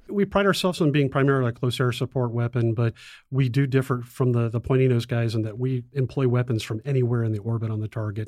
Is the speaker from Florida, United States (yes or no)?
yes; South Florida, United States; moved away as an adult; also born or lived in Bitburg Air Base, Germany; I grew up in South Florida